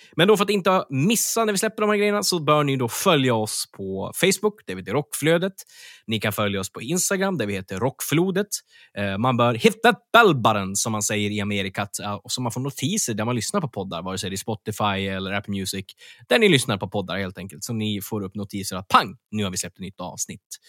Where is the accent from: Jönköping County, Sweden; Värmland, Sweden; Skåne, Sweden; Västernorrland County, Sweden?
Västernorrland County, Sweden; Örnsköldsvik; Örnsköldsvik, min hemstad